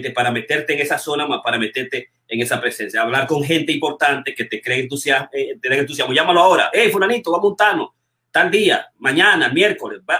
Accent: Dominican Republic; moved away; yo estoy hoy con los 50 mismos dólares que vine de República Dominicana, con los 60 dólares

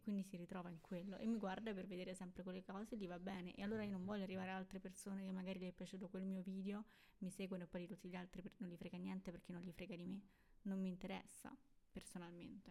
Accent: Rome, Lazio, Italy; siamo di Roma

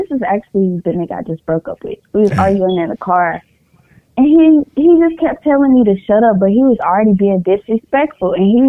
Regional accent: Kansas City, Missouri, United States; I'm from Kansas City, Missouri

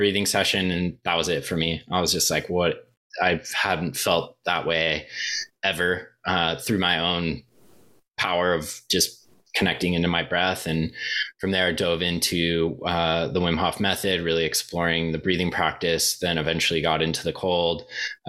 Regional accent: Southern California, United States; I kind of started growing up in Southern California, being a surfer

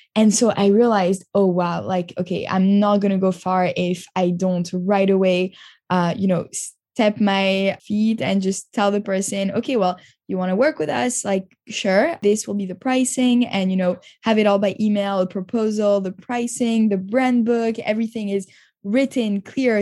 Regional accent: Montreal, Quebec, Canada; moved away as an adult; also born or lived in Tel Aviv, Israel / New York, United States; now in Paris, France; I grew up in Montreal

